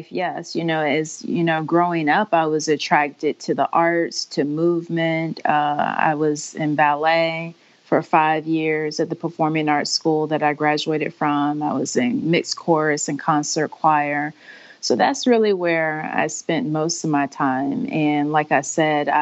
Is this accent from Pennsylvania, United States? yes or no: no; Augusta, Georgia, United States; moved away; I'm from Augusta